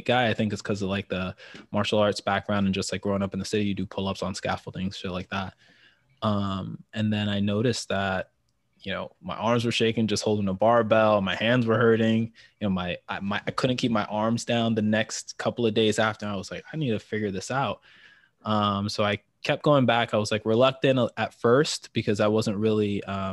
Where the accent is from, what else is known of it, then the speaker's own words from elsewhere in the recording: New York City, New York, United States; born and bred in the city. New York is my hometown.